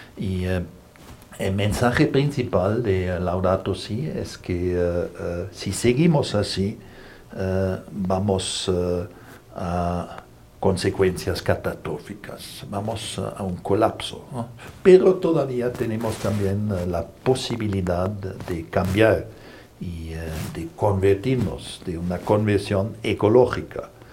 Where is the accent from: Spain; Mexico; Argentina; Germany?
Germany; now in Brussels, Belgium; Yo soy jesuita alemán